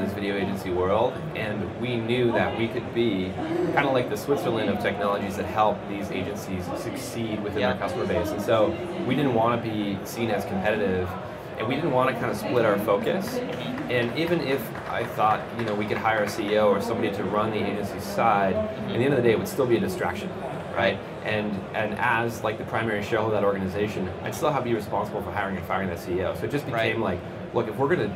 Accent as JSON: {"language": "English", "country": "Canada", "tie": "born or raised there", "said": "I'm a Canadian. Born in Canada, I work in Canada"}